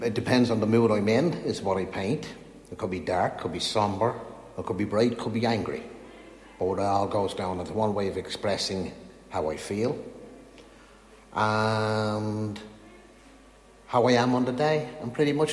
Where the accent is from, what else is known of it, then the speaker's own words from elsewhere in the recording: Dún Laoghaire, Leinster, Ireland; moved away as an adult; now in Galway, Ireland; I'm originally from Dunleary, Seaside Port in Dunleary in Dublin. And 25 years ago, I was dragged down to Galway to live